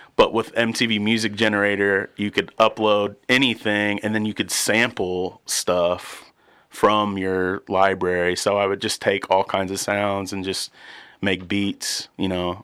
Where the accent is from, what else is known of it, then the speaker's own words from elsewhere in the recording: Warsaw, Indiana, United States; also born or lived in Muncie, Indiana; I grew up in, in Warsaw